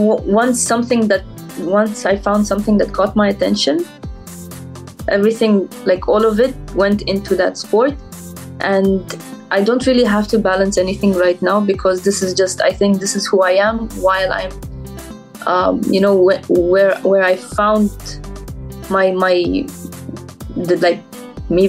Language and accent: English; Dubai, United Arab Emirates; I'm personally from Dubai, so I travel every day there